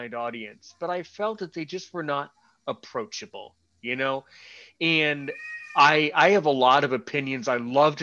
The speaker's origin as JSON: {"language": "English", "country": "United States", "tie": "born or raised there", "said": "was born in America"}